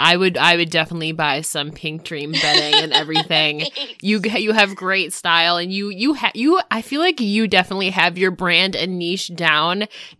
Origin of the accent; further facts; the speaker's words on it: upstate New York, United States; I'm from upstate New York